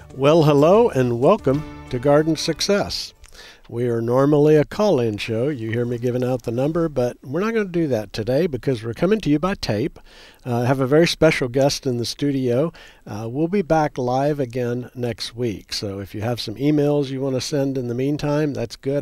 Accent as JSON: {"language": "English", "region": "Texas", "country": "United States", "said": "We in Texas"}